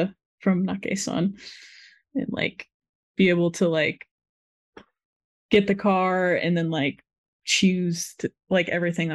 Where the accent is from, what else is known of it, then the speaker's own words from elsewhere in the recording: Florida, United States; I'm from Florida, where there's no mountains